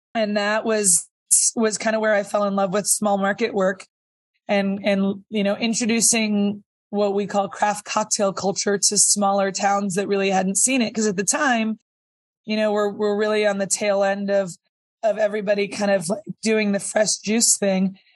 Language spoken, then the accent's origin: English; Sonoma County, California, United States; also born or lived in Napa; I grew up in Sonoma County